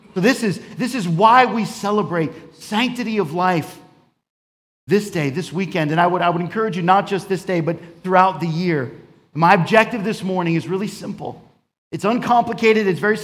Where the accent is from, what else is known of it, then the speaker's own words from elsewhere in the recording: New York, United States; also born or lived in Florida; And I grew up in New York and South Florida, between these two places.